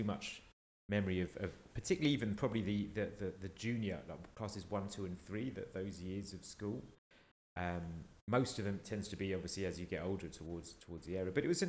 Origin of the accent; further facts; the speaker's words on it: Welling, London, United Kingdom; also born or lived in Stevenage; that was when I lived in Stevenage. And then I transferred to the school that I did most of my primary schooling in Oakland.